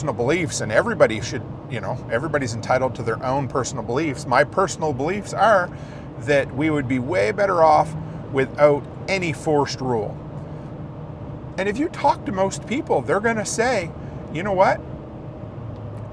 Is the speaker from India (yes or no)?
no; Canada; I was born here in Canada